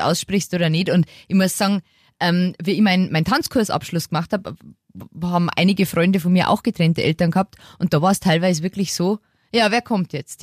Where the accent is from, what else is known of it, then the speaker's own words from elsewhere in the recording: Lower Bavaria, Germany; moved away as an adult; Ich bin ja jetzt, wie gesagt, äh, wieder in meine Heimat gezogen